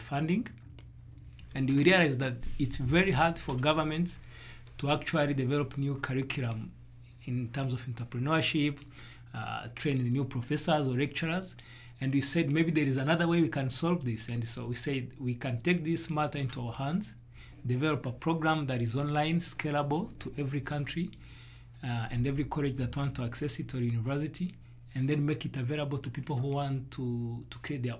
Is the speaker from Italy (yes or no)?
no; Rwanda; I come from Africa. I was born in Rwanda.